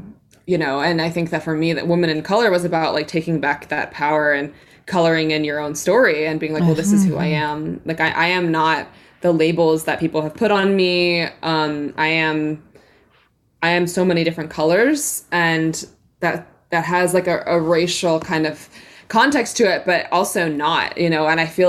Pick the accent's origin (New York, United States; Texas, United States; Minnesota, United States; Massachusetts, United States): New York, United States; New York City; I think that for me, like growing up in New York City, definitely like super separate from nature, and then having an indigenous heritage and roots